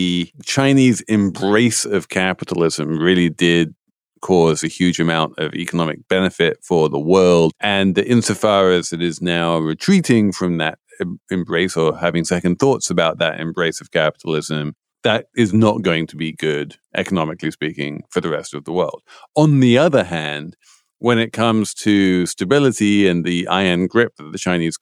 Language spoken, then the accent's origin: English; United Kingdom; moved away; as someone growing up in Britain